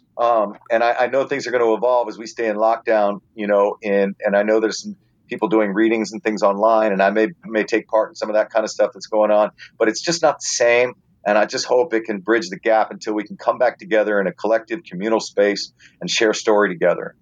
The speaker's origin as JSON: {"language": "English", "region": "Arizona", "country": "United States", "tie": "born or raised there", "said": "I grew up in Arizona."}